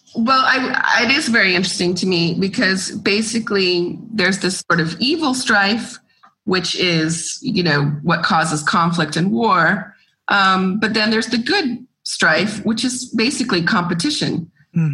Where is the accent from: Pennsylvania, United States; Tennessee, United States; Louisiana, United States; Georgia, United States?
Georgia, United States; moved away as an adult; now in Greece; I grew up in Georgia and I I love going back and I have friends and family there and that's home also.